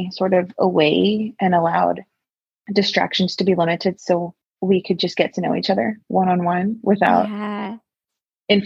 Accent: Texas, United States; I'm from Texas. I love it here

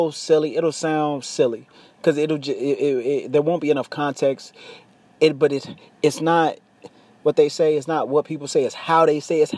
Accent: United States; I am an American. I live in America

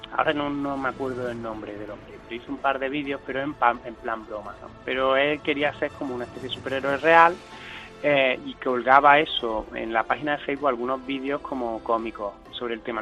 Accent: Córdoba, Andalusia, Spain; also born or lived in Seville; yo soy cordobés y actualmente vivo en Córdoba, pues está viviendo 12 años en Sevilla

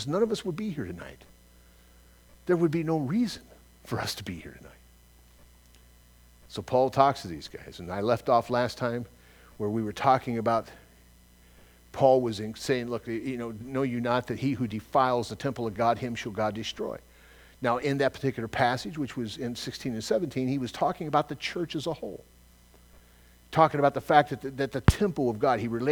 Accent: Southern California, United States; I'm from Southern California, it's where I was born and raised

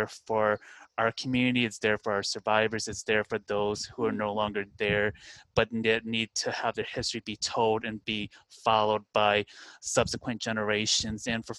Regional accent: Westmont, Illinois, United States; also born or lived in South Korea / Chicago, Illinois; I'm located in the Chicagoland area, so I currently live outside Chicago. I grew up in Westmont, which is about a good 40 minutes away from the city, and then I had lived in Korea for 3 years from 2009 to 2012 as an English teacher

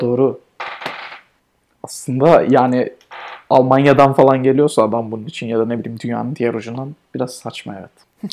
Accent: Turkey; bizim memleketimiz Türkiye.

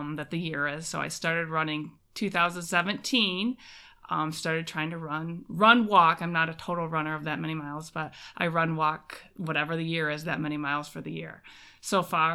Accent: Monroe Center, Michigan, United States; Born and raised in close to Traverse City, Michigan. Monroe Center is my actual hometown. It's just outside of Traverse City. I have never left

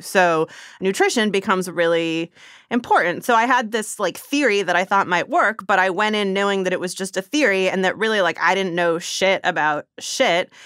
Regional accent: Bay Area, California, United States; also born or lived in Zimbabwe; I grew up in the Bay Area.

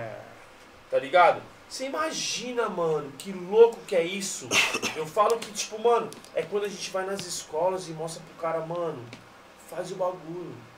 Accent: São Paulo, Brazil; aqui na nossa região de Itaquera

